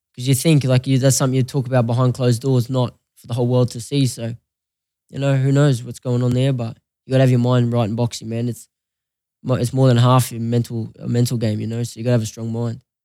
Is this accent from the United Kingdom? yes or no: no; Australia; moved away as an adult; now in Las Vegas, United States; I'm Australian, I'm a proud Australian, always will be